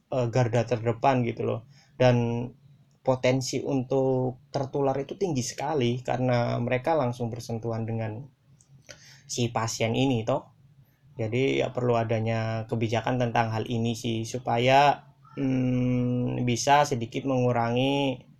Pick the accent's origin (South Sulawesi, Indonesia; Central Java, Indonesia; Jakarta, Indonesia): Central Java, Indonesia; Pemalang; Nah, di kampung-kampungku, di desa-desaku di Pemalang juga aku melihat sudah melihat nih